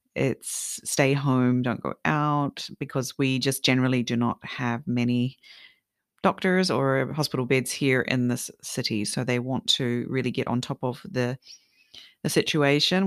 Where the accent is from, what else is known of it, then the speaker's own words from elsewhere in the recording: New Zealand; also born or lived in Sweden; now in Japan; I'm from New Zealand, we love carrot cake there as well